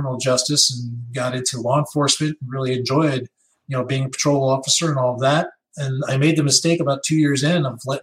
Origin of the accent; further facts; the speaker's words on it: Long Island, New York, United States; moved away; I grew up on Long Island, New York, which had a very burgeoning hacker community